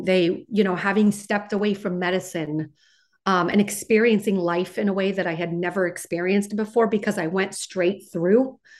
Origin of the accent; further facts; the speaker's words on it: West Coast, United States; So I grew up in on the West Coast. I went to undergraduate at UCLA.